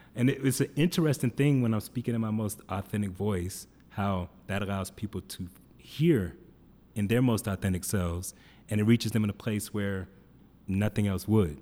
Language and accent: English; Atlanta, Georgia, United States; now in Denver, United States; I come from Atlanta, which I didn't know any white people